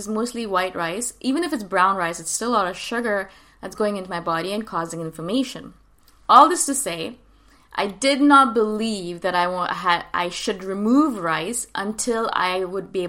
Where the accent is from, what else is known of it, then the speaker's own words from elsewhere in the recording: North India, India; I come from North India